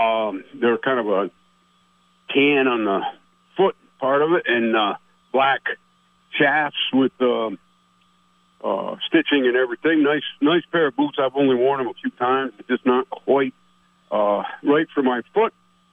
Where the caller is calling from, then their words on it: Plattsburgh, New York, United States; This is … over in Plattsburgh.